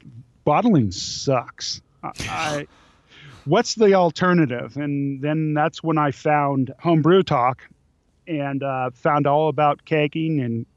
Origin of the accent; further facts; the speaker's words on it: California, United States; I grew up in California